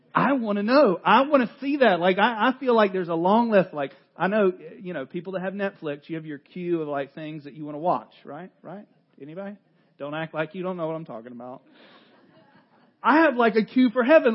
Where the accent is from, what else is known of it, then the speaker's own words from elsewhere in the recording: North Carolina, United States; I am from North Carolina